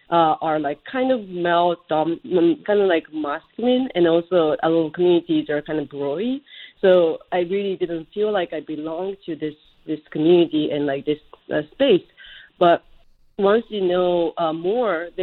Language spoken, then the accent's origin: English; Japan; now in United States; I grew up in Japan